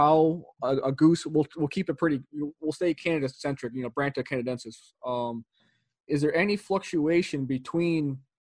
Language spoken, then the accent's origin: English; Northern New York, United States; I'm from Northern New York